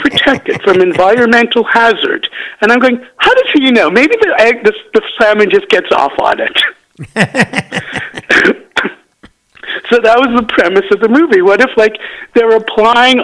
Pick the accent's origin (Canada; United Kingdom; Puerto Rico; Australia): Canada; moved away; Now, I come from Canada